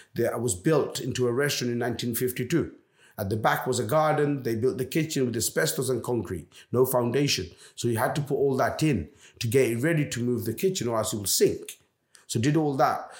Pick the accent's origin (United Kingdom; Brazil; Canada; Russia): United Kingdom; London; also born or lived in Bangladesh; now in Jersey; I come from London.